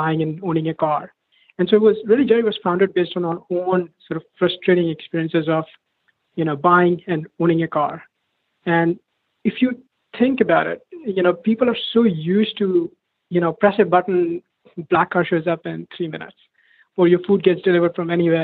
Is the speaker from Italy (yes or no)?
no; India; moved away as an adult; now in United States; I moved to US from India for my undergrad. When I was growing up, it was almost like a rare treat to even get a ride in the car.